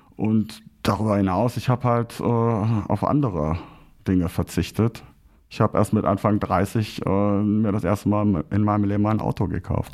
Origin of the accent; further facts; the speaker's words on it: Braunschweig, Lower Saxony, Germany; now in Krefeld, Germany; meine Heimatstadt Braunschweig hat immerhin den größten Karnevalsumzug in Norddeutschland.